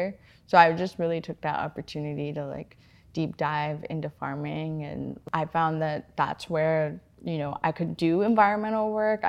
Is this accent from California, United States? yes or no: yes; California, United States; moved away as an adult; now in Seattle, United States; I was born and raised in California and moved out here, oh my gosh, like 8 years ago now to go to school at the University of Washington